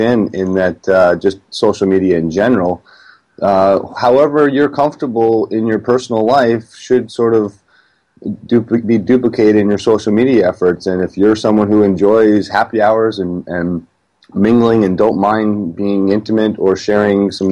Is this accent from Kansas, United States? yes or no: no; Vermont, United States; moved away as an adult; also born or lived in Cape Cod / West Coast; I'm from New England and grew up in Vermont